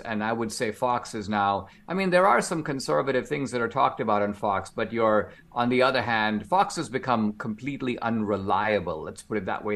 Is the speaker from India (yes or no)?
yes; India; now in United States; I'm an immigrant. I grew up in India